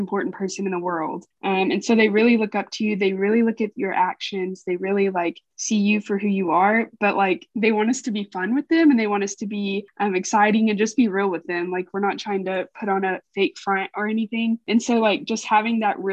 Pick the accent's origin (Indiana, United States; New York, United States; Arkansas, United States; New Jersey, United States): Arkansas, United States; Fort Smith; I am from the Greenwood, Fort Smith area